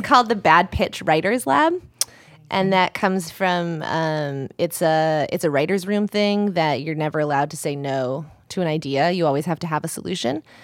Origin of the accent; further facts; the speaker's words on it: Colorado, United States; also born or lived in Italy; Colorado, but half and half in Italy